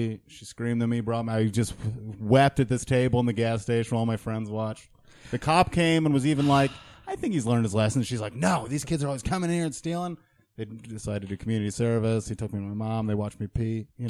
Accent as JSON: {"language": "English", "region": "upstate New York", "country": "United States", "tie": "born or raised there", "also_born_or_lived": "Rutland, Vermont / Middleburg, New York / Gilboa, New York / Lake Luzerne, New York", "said": "I moved to upstate New York as a boy."}